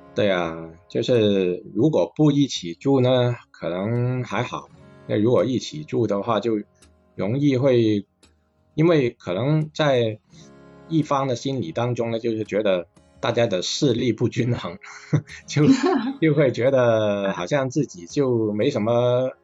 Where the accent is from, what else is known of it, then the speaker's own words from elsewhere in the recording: Guangzhou, Guangdong, China; 像我们嗯。广州话所说